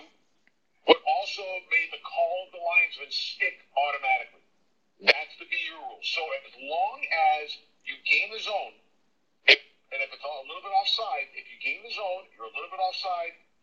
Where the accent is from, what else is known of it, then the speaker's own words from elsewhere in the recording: Long Island, New York, United States; I grew up around Long Island